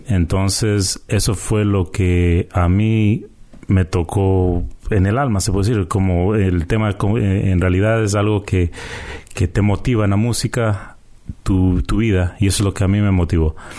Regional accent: Quito, Pichincha, Ecuador; also born or lived in Canada; now in Toronto, Canada; nacimos en Canadá, pero nos criamos en Quito, Ecuador.

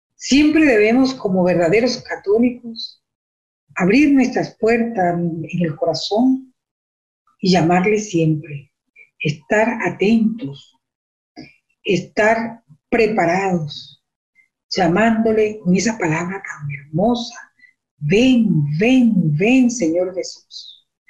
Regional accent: Venezuela; moved away as an adult; now in Canada; yo soy de Venezuela, yo estoy aquí ahora en Canadá

